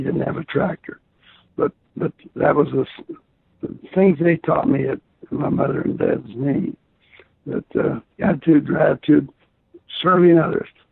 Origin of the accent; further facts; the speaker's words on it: Garland, Utah, United States; I was from Garland, Utah